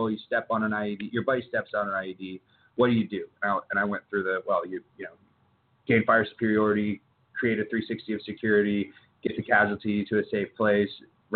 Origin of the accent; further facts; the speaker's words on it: Texas, United States; now in South Carolina, United States; I grew up in Texas